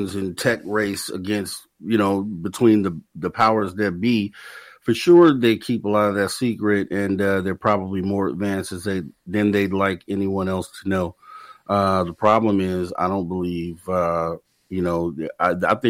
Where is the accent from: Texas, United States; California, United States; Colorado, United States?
California, United States; Northern; I'm from Northern Cali, though, really, but still California